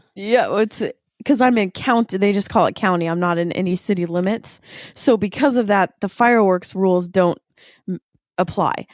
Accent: the Eastside, Washington, United States; I grew up on the East Side

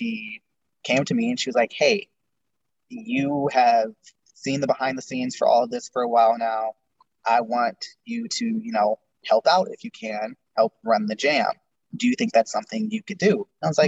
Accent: Las Vegas, Nevada, United States; also born or lived in California; I was born in California, and I moved to Vegas in second grade, and I've been here ever since.

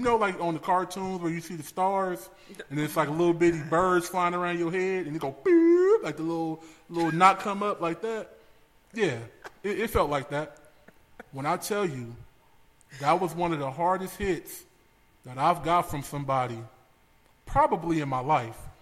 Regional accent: Los Angeles, California, United States; born and raised in Los Angeles

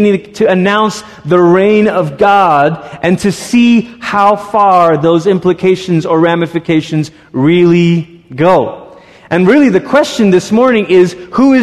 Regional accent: Malaysia; moved away; I grew up in Malaysia

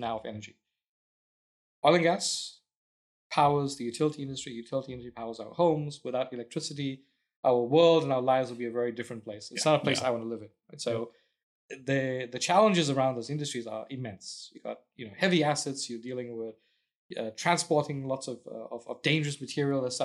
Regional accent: South Africa; also born or lived in England; now in Houston, United States; I grew up in South Africa and, I ended up living in England

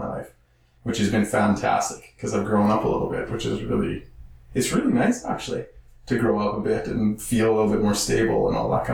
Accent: Saskatchewan, Canada; moved away; I'm from Saskatchewan

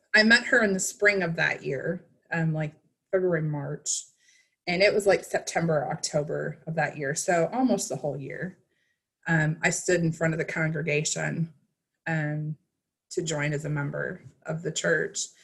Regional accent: Wisconsin, United States; I grew up in Midwest Wisconsin

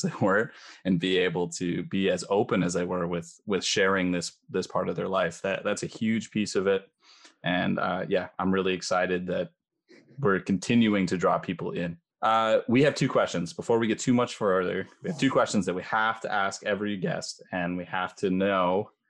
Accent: Twin Cities, Minnesota, United States; I didn't grow up on a farm either. I grew up in the Twin Cities in the suburb

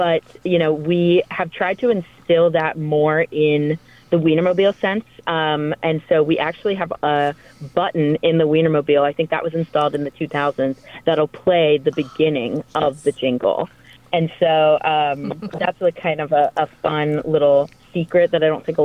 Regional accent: Atlanta, Georgia, United States; moved away; I'm from Atlanta, Georgia

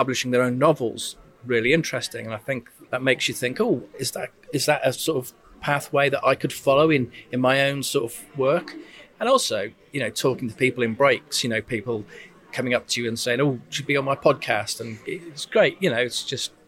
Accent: Shropshire, West Midlands, United Kingdom; I'm from Shropshire

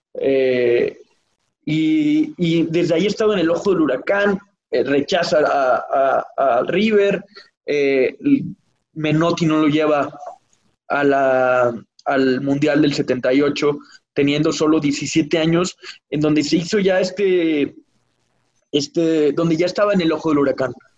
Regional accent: Mexico; nací en el 92 en México

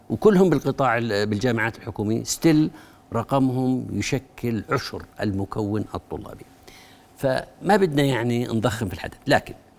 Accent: Jordan; أنا كأردني

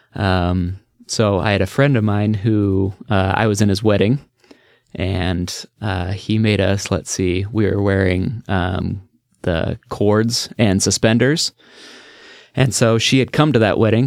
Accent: Beaverton, Oregon, United States; I grew up in the just outside Portland, um, Beaverton area

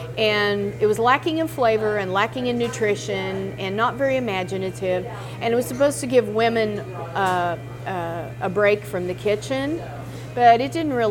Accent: Hays, Kansas, United States; now in Farmville, United States; I grew up in Hays, Kansas, Ellis County, Kansas, which is west central Kansas

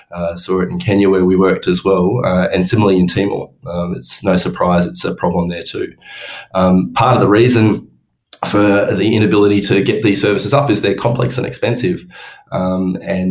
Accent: Orange, New South Wales, Australia; moved away as an adult; also born or lived in Townsville / Perth; I grew up in Orange

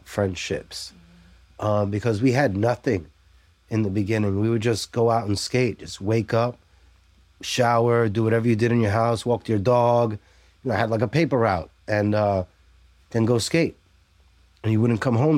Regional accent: New York City, New York, United States; I'm born and raised in New York City, born in Brooklyn

